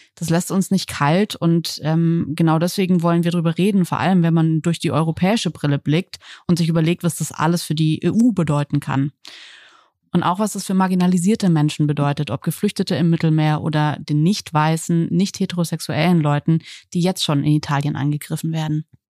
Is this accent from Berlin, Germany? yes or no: yes; Berlin, Germany; wenn mich jemand fragt, woher ich komme, dann sage ich immer eher aus Berlin als aus Deutschland